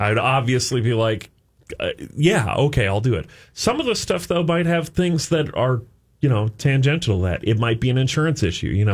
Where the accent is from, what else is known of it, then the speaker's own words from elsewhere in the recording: Saint Paul, Minnesota, United States; I grew up on Marshall Avenue in Saint Paul